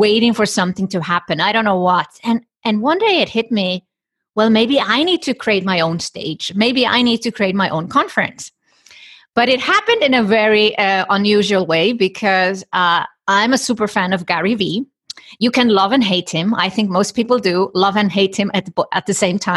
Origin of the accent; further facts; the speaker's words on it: Iceland; I come from Iceland. And in Iceland, you know, people are forward thinking in gender equality